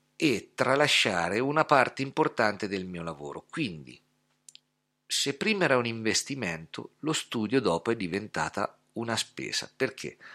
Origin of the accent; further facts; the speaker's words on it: Scheggia, Umbria, Italy; also born or lived in Gubbio; mi sono trasferito da Gubbio a Scheggia, dove sono nato e cresciuto, quindi sono tornato a casa